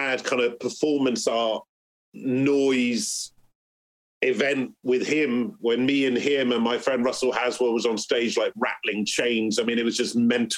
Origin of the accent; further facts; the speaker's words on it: Bristol, South West England, United Kingdom; because I'm growing up in Bristol, like … and all that, they're like my mates.